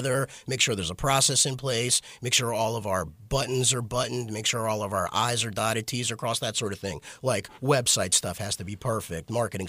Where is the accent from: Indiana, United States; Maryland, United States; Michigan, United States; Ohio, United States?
Maryland, United States; Baltimore; We're from here.